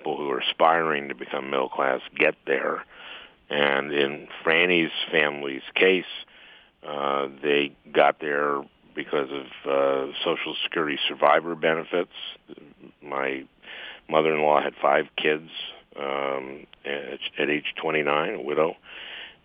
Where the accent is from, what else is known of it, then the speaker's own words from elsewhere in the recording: St. Louis Park, Minnesota, United States; I grew up in St. Louis Park and, two-bedroom, one-bath house